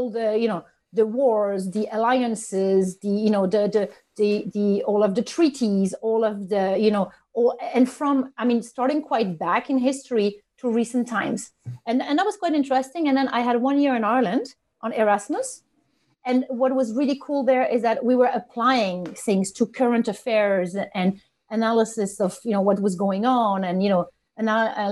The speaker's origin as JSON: {"language": "English", "region": "northern France", "country": "France", "tie": "born or raised there", "second_language": "English", "moved": "as an adult", "said": "I knew I didn't want to stay in my hometown. It was a small town, northern France."}